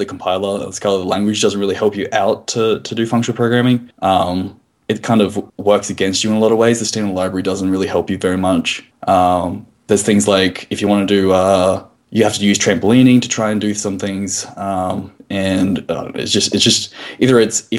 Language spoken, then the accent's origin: English; Australia